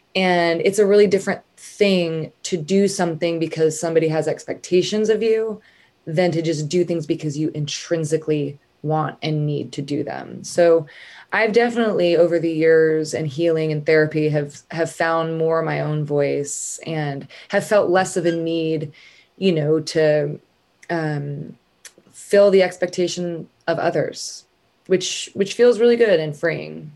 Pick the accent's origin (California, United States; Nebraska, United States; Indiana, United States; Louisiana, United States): California, United States; Northern; moved away as an adult; also born or lived in San Diego / San Francisco; now in Nashville, United States; I'm from Northern California. Um, and I lived there until I was 17.